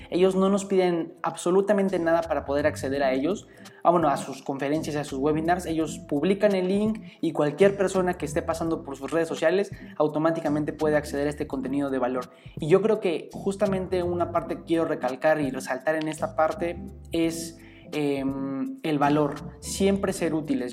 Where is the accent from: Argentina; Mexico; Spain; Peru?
Mexico; como estudiantes, como mexicanos